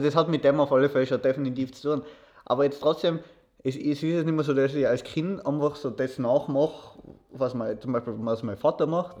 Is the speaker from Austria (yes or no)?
yes; Austria; ich bin froh darüber, dass ich in Österreich lebe, dass ich in Österreich aufgewachsen bin.